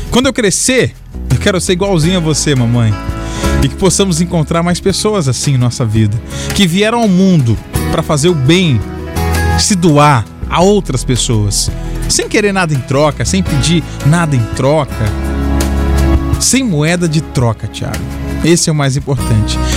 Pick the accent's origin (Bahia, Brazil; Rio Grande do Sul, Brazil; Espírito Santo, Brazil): Espírito Santo, Brazil; Vitória; sou de Vitória, tenho 14 anos e 14 anos de muita experiência.